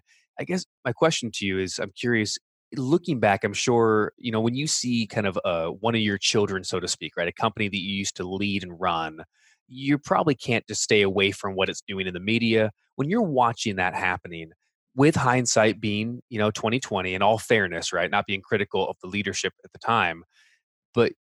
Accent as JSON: {"language": "English", "area": "Orange County", "region": "California", "country": "United States", "tie": "born or raised there", "moved": "as an adult", "lives_now": "Grand Rapids, United States", "said": "I grew up and lived in Orange County, California for 38 years"}